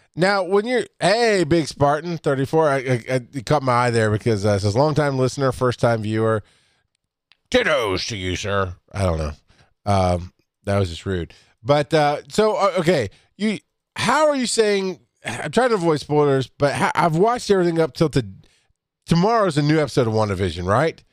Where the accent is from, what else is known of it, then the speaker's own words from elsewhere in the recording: the South, United States; I grew up in the South.